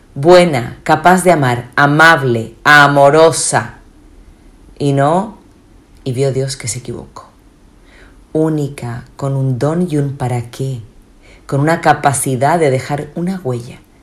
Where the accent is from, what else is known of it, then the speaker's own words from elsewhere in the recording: Chile; moved away; also born or lived in Spain; Soy chilena